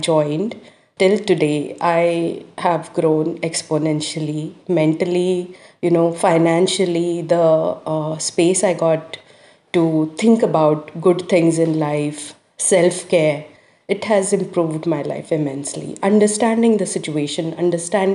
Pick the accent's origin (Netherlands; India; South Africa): India; now in Australia; I am from India, wherein the cultural thing, the dominance and male-oriented society